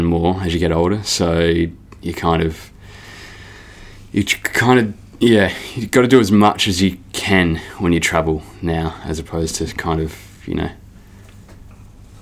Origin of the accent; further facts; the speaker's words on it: Adelaide, South Australia, Australia; also born or lived in Northern Territory; From Adelaide, South Australia. Yeah, I've lived there all my life